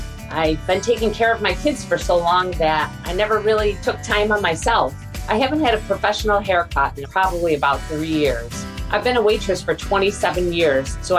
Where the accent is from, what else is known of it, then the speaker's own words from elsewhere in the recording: Fairport, New York, United States; I'm from Fairport, New York.